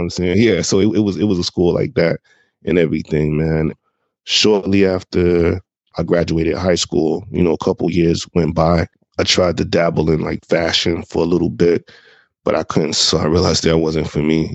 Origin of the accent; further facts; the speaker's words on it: Jacksonville, Florida, United States; moved away as an adult; also born or lived in Brooklyn, New York; I'm originally from Jacksonville, Florida. That's where I'm originally from. That's where my early years were based out